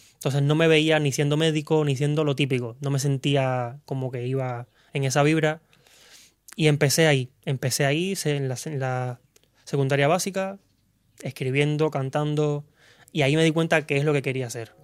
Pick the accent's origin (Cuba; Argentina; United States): Cuba; moved away as an adult; now in Spain; vengo de Cuba, soy cubano. Llevo aquí en España ya aproximadamente cinco años